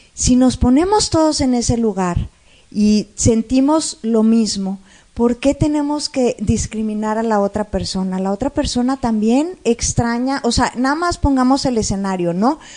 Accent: Monterrey, Nuevo León, Mexico; Como regios

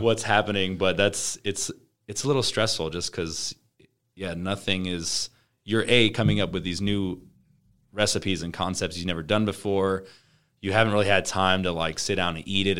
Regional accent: Omaha, Nebraska, United States; we're from Omaha

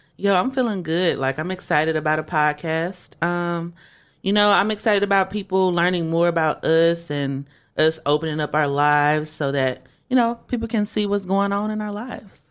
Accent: Shreveport, Louisiana, United States; I am from Shreveport, Louisiana

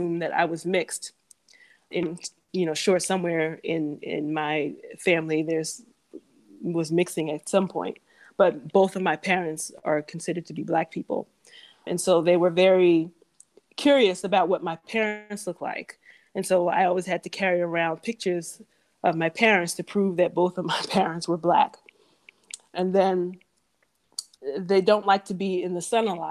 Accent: United States; moved away as an adult; also born or lived in Africa / Southeast Asia; I'm American

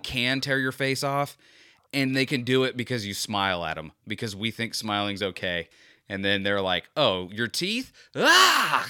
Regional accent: Florida, United States; a true Floridian like me

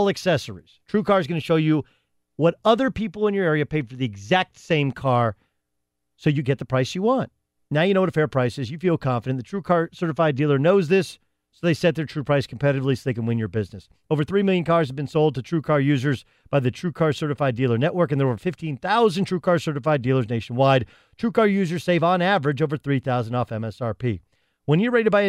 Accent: Orange County, California, United States; I grew up in Orange County

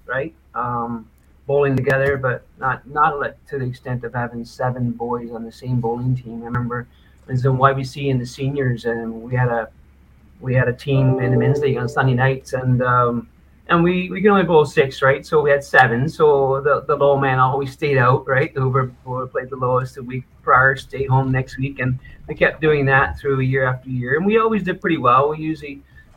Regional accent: Newfoundland and Labrador, Canada; moved away; also born or lived in Nova Scotia; I'm a Newfoundlander.

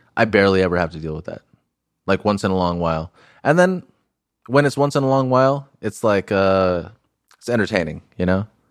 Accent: Huntington Beach, California, United States; I grew up in Huntington Beach

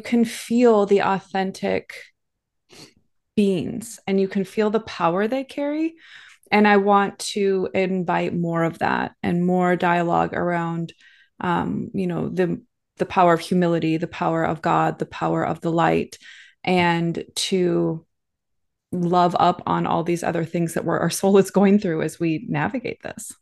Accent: Minnesota, United States; moved away as an adult; also born or lived in California / Hawaii; So I grew up in the Midwest in a farm town in the middle of nowhere

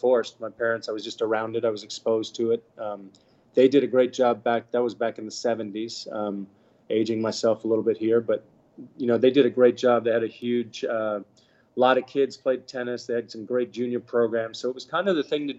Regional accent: Bahamas; We were born in the Bahamas. We got to grow up here.

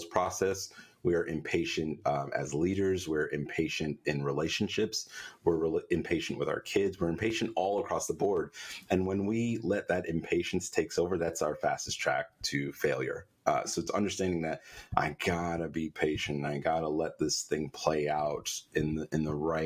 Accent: New York, United States; I'm a New Yorker

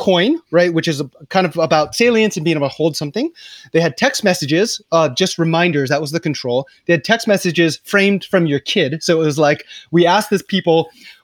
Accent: Hawaii, United States; now in Nairobi, Kenya; I'm from Hawaii

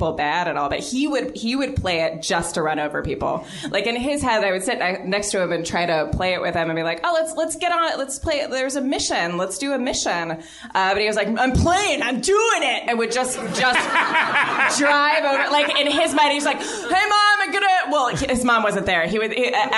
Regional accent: Japan; I was born in Japan

